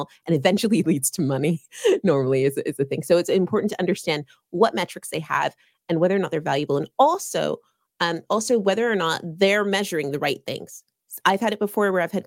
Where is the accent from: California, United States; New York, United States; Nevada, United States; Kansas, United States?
California, United States; now in United Kingdom; I am based in the UK, but I am a California girl at heart.